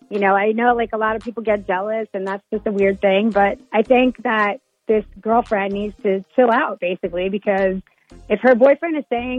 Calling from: Bossier City, Louisiana, United States

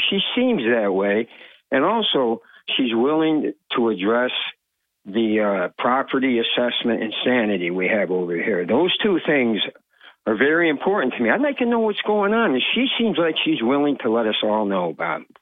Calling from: Vestal, New York, United States; from Vestal, by the way, Bob.

